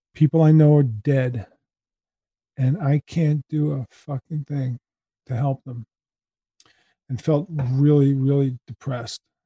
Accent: New York City, New York, United States; I was born in Manhattan

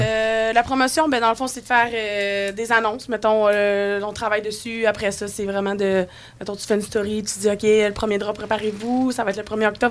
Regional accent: Charlevoix, Quebec, Canada; On vient de Charlevoix, puis Charlevoix, c'est nature 100%

